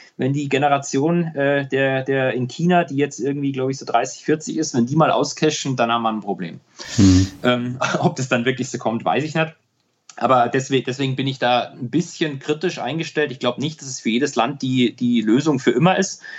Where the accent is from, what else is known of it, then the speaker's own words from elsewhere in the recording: Germany; als Deutsche